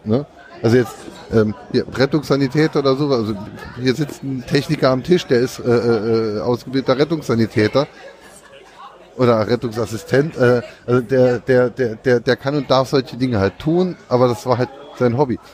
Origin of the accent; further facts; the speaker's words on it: Saarland, Germany; bei uns im Saarland